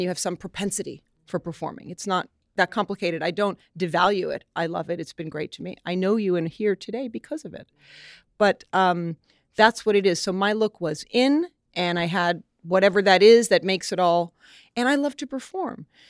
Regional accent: New York, United States; woman from New York

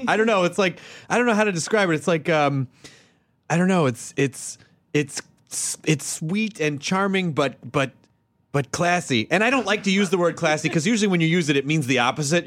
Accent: Tennessee, United States; I grew up in the South.

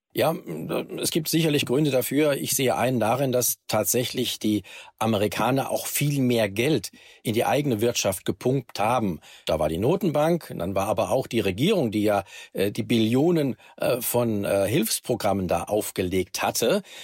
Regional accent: Germany; bei uns in Deutschland

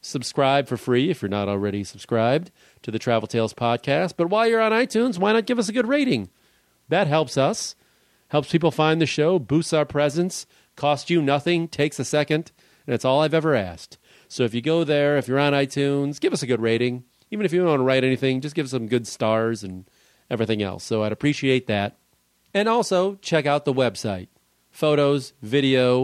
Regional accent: Chicago, Illinois, United States; also born or lived in Brooklyn, New York; I grew up in Chicago

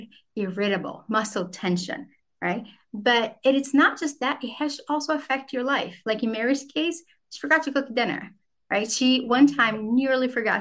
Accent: Brazil; now in United States; I grew up in Brazil

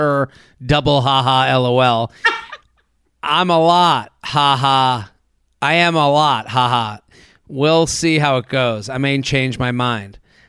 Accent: Hoboken, New Jersey, United States; He's from the Upper West Side and I'm from Hoboken.

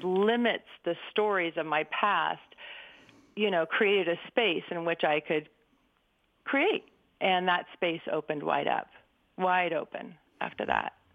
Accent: Berkeley, California, United States; I grew up in 1962 in Berkeley, so it's kind of like right at the hot spot

